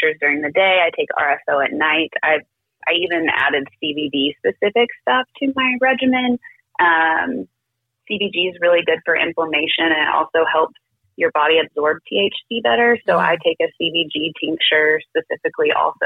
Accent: Kentucky, United States; moved away as an adult; now in Bixby, United States; I am from Kentucky. I moved out here to Oklahoma, like, with my work

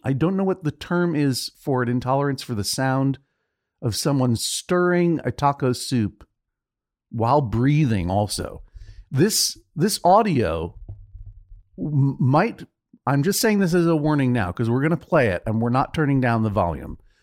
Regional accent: Brookline, Massachusetts, United States; moved away as an adult; now in New York, United States; I'm from Brookline, Massachusetts. Not from Boston.

